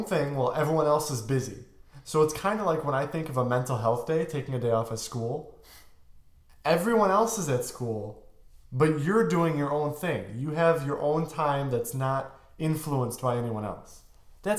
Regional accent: outside of Chicago, Illinois, United States; I'm from outside of Chicago.

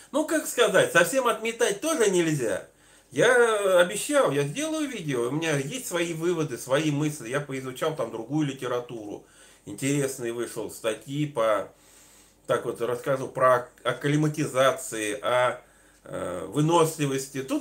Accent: Northern Urals, Russia; Я сам с Северного Урала

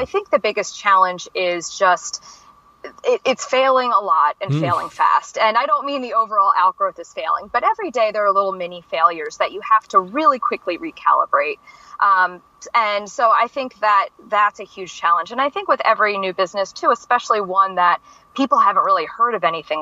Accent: Baltimore, Maryland, United States; I'm from Baltimore City originally. I am a classic city person

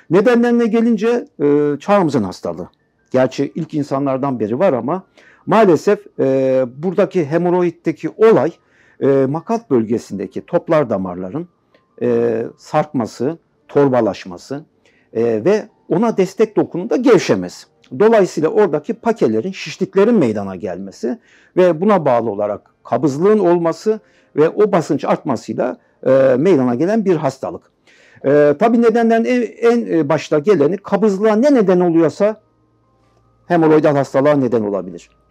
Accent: Aşkale, Erzurum, Turkey; born there; Ee, Erzurum Aşkale doğumluyum.

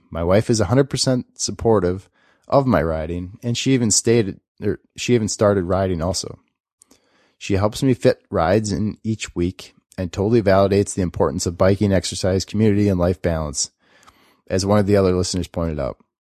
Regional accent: Alaska, United States; moved away as an adult; now in Durango, United States; I'm a mountain bike addict, and I'm from Durango, Colorado, after spending my first 32 years in Alaska.

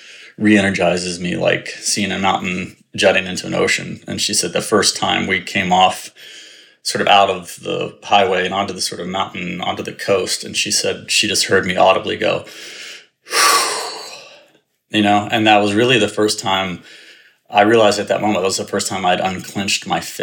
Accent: Richmond, Virginia, United States; moved away as an adult; also born or lived in North Carolina / New York; I grew up in the South in Richmond, Virginia

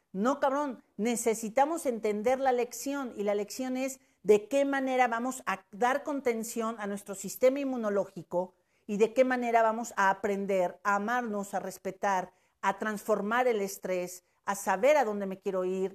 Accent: Puebla, Mexico; como mujer, como poblana y como mexicana

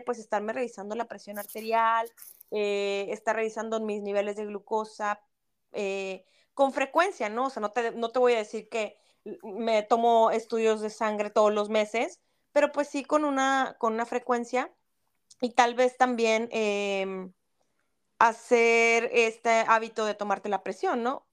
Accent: Mexico; como mexicanos

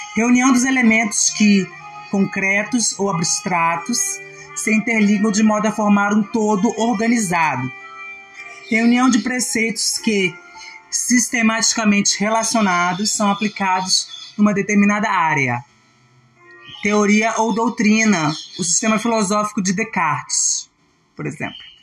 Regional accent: Brazil; Eu, como brasileira

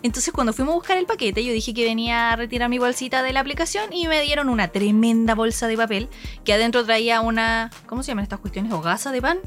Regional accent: Chile; now in Japan; somos chilenos, latinoamericanos

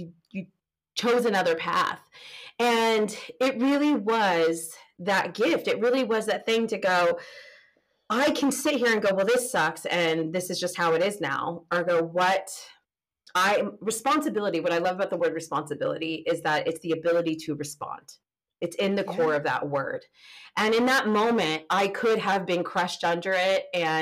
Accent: California, United States; moved away; I'm from California

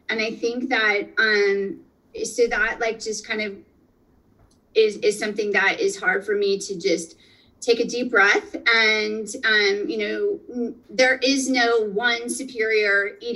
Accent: northeastern Pennsylvania, United States; moved away; I'm originally from Pennsylvania. So I'm going to say pizza, um, and and good pizza from from home, from northeastern Pennsylvania.

